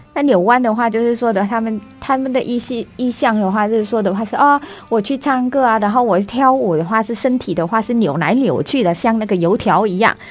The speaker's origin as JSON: {"language": "Chinese", "country": "Vietnam", "also_born_or_lived": "Taiwan", "first_language": "Vietnamese", "second_language": "Chinese", "moved": "as an adult", "lives_now": "Taipei, Taiwan", "said": "去了解我们自己母语本身的结构和根源，让我传达出去的话，他们还更能够专业地理解这个越南语"}